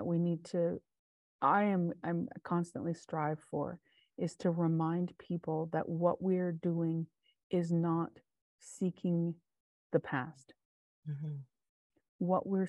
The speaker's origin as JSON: {"language": "English", "region": "West Coast", "country": "Canada", "tie": "born or raised there", "moved": "yes", "said": "I'm still a West Coast kid. I was born in the West Coast."}